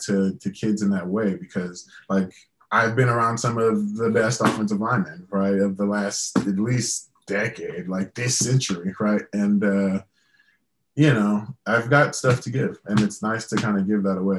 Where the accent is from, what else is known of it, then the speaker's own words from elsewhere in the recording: Louisiana, United States; growing up in Louisiana